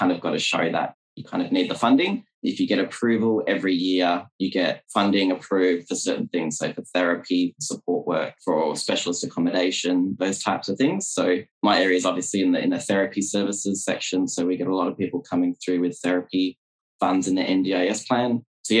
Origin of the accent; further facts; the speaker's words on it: Australia; also born or lived in Perth, Western Australia / regional New South Wales / China; Yes, so I'm from Australia. I'm currently based in Perth, which is on the west side